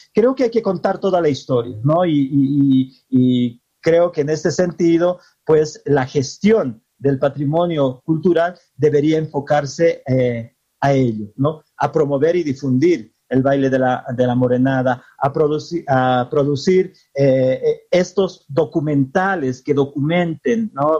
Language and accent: Spanish; Bolivia; nos identifica como bolivianos y bolivianas